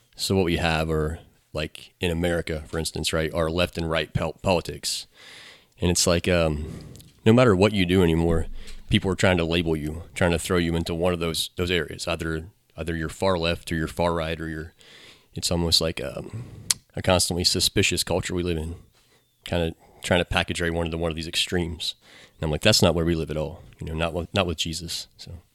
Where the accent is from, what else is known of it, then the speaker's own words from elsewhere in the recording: Newmarket, United States; also born or lived in Middletown / Monroe; Grew up and went to Hillsborough High School and stayed around here